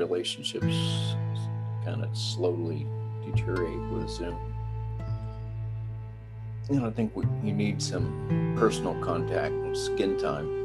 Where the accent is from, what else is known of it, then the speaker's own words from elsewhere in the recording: Texas, United States; being a Texan